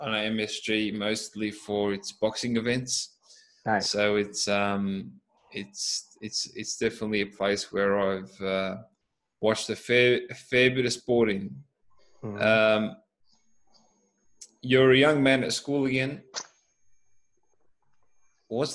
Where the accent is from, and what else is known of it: Australia